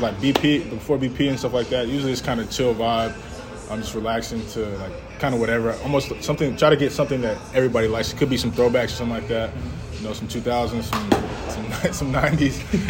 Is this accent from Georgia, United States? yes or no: yes; Georgia, United States; we're all from Georgia